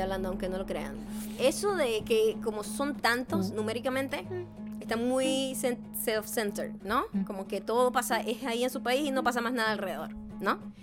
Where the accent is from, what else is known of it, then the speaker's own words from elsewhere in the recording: Falcón, Venezuela; accent: Venezuelan; paraguanero; now in United States; Sigue siendo un acento venezolano, pero neutro